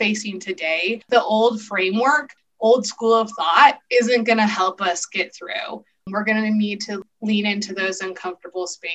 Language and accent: English; Montana, United States; born and raised in Montana